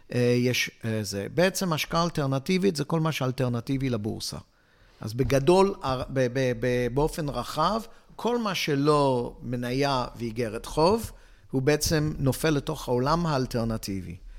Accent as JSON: {"language": "Hebrew", "country": "Hong Kong", "tie": "born or raised there", "also_born_or_lived": "England / Israel", "moved": "yes", "said": "אני יליד הונג קונג"}